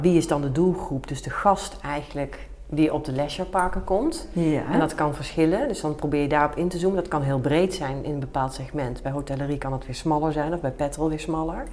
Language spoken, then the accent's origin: Dutch; Nijmegen, Gelderland, Netherlands; now in Den Bosch, Netherlands; ik ben geboren in Nijmegen